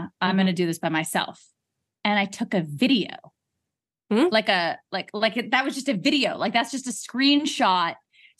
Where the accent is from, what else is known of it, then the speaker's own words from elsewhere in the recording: London, United Kingdom; I'm going to get a spray tan in London because I came from London.